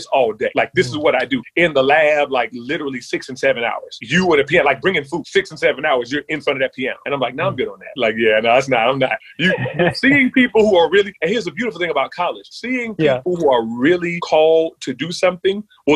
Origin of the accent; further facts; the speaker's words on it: Charlotte, North Carolina, United States; I grew up in Charlotte